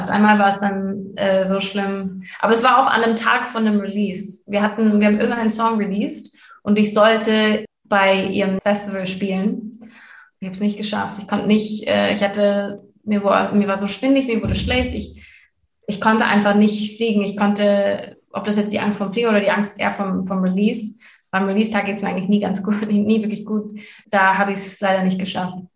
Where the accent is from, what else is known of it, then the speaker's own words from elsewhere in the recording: Canada; er wohnt halt wirklich eine halbe Stunde von da, wo ich aufgewachsen bin in Kanada.